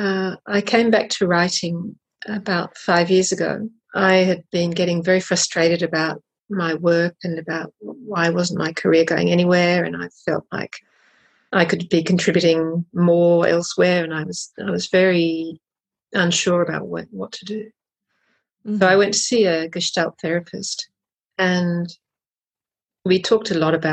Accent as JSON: {"language": "English", "country": "Australia", "moved": "as an adult", "lives_now": "Paris, France", "said": "So I'm Australian."}